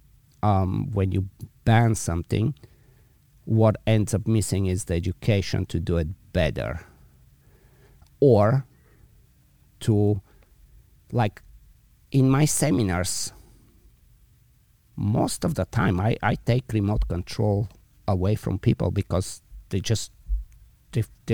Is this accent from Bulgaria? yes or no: yes; Bulgaria; also born or lived in Belgium; now in San Francisco, United States; I was in Bulgaria originally, then I moved to Belgium for a bunch of years, and eventually to San Francisco.